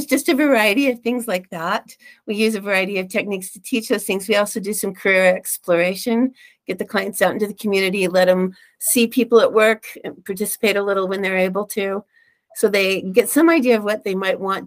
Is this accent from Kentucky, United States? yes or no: no; Reno, Nevada, United States; also born or lived in Phoenix; now in Utah, United States; I grew up in Reno and moved here later from Phoenix. So I've moved around a bit.